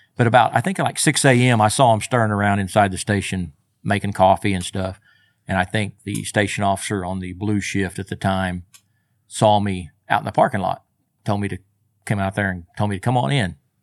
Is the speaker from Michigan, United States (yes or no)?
no; Del City, Oklahoma, United States; also born or lived in Moore, Oklahoma; Born and raised right here. Grew up in, uh, Maine and went most of my school years in Dell City